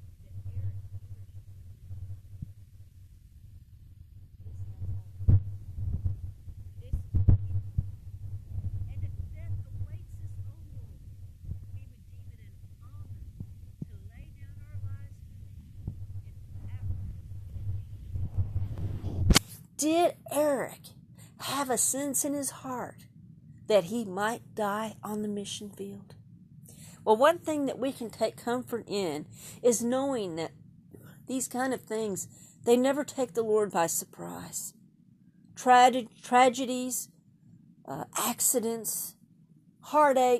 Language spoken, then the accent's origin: English; Texas, United States; I am a Texan